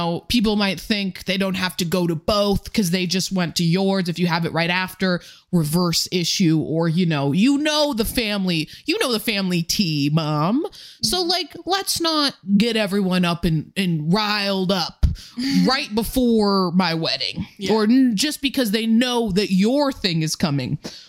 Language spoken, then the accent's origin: English; Colorado, United States; I grew up in Colorado